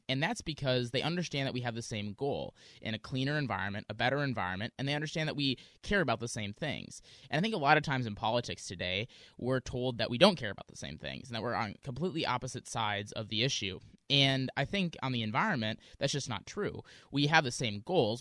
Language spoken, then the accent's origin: English; Wisconsin, United States; now in Seattle, United States; I grew up in Wisconsin. I'm now here in Seattle